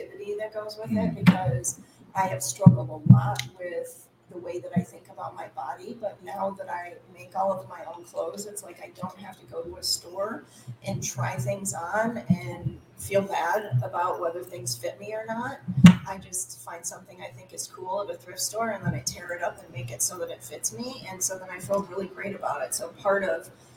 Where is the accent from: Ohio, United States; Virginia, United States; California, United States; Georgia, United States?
Ohio, United States; moved away as an adult; now in Lansing, United States; I'm originally from Ohio. I grew up in Ohio, but I moved up here to Michigan